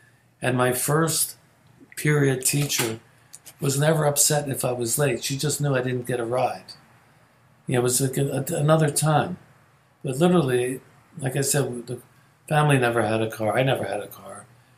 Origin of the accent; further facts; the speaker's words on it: Philadelphia, Pennsylvania, United States; moved away; also born or lived in New York; So growing up in Logan was really fascinating. My saving grace was we had the same house for 20 years. The first 20 years of my life, I was in the same house.